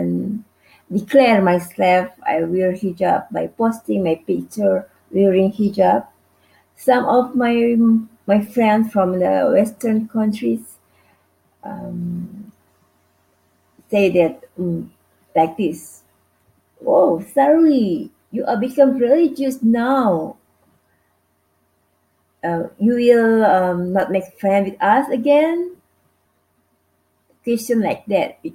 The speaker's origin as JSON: {"language": "English", "country": "Indonesia", "said": "from Indonesia."}